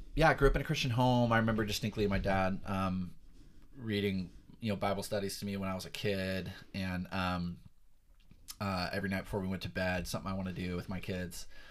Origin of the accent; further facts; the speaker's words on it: Perris, California, United States; Southern California born and raised, been here for most, all my life